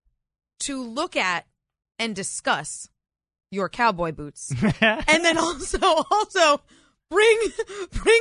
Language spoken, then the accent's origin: English; New England, United States; also born or lived in New York City; now in Northern Virginia, United States; the small town I grew up in New England.